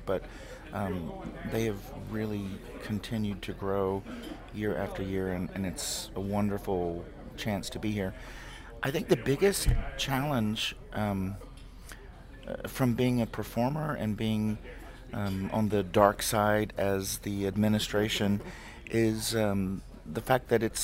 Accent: South Carolina, United States; moved away as an adult; also born or lived in Houston, Texas; now in Baton Rouge, United States; technically I'm from South Carolina, but Baton Rouge just feels like home for me

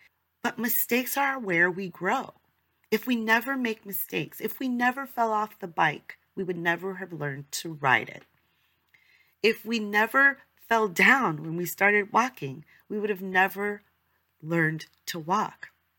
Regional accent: New York, United States; I'm from New York, shout out to New Yorkers, I love New York

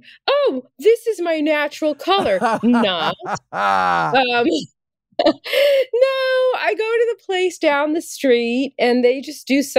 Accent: New York City, New York, United States; I am from, I think it's called Kensington now.

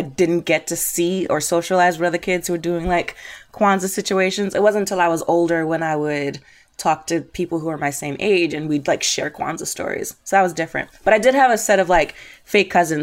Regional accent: New York City, New York, United States; I grew up in Brooklyn. I'm from New York

